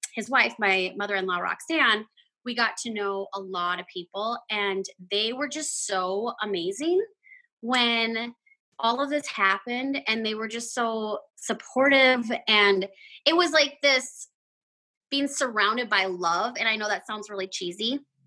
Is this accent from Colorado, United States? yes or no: no; Fergus Falls, Minnesota, United States; also born or lived in Fargo, North Dakota; now in McIntosh, United States; I was born and raised in Fergus Falls, Minnesota, which is in the Lakes Country